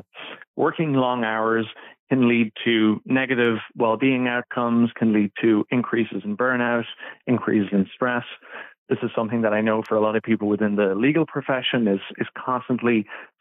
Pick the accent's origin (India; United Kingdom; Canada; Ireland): Ireland; I'm originally from Ireland